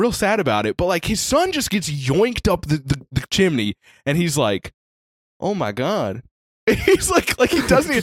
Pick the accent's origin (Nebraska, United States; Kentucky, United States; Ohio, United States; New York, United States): Kentucky, United States; I'm from Kentucky